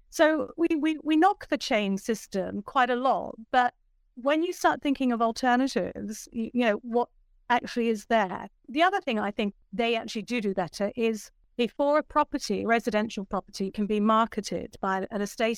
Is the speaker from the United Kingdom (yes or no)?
yes; Bristol, South West England, United Kingdom; also born or lived in Australia; now in London, United Kingdom; So I was actually in Australia. I am originally from Bristol, and I thought it was time to return back home. So I actually ended up in London, and there I worked.